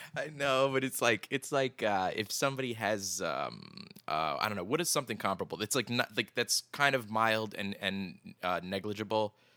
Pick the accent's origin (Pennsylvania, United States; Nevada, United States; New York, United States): Pennsylvania, United States; Philadelphia; we're both from Phil, the Philadelphia area